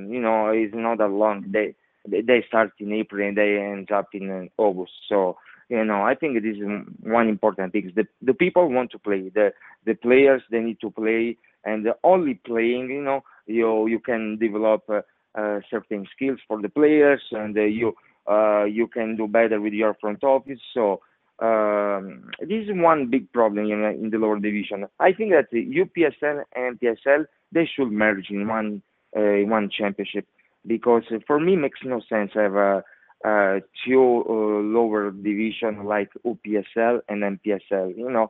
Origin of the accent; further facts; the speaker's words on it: Italy; English is a second language; now in United States; I came from Italy, you know, so it's totally different.